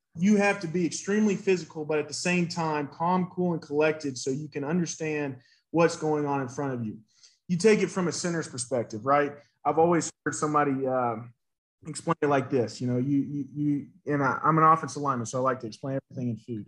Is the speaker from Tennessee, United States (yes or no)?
yes; Nashville, Tennessee, United States; moved away as an adult; also born or lived in Brentwood, Tennessee / Atlanta, Georgia; I was raised in Nashville. Those are my roots.